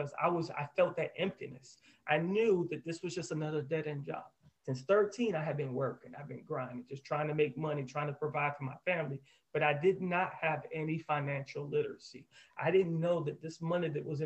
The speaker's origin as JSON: {"language": "English", "town": "Orlando", "region": "Florida", "country": "United States", "tie": "born or raised there", "said": "I'm born and raised in Orlando"}